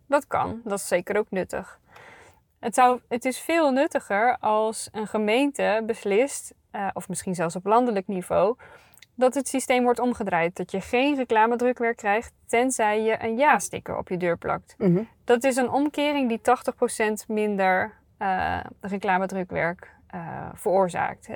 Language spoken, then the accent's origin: Dutch; North Brabant, Netherlands; ik ben een Brabantse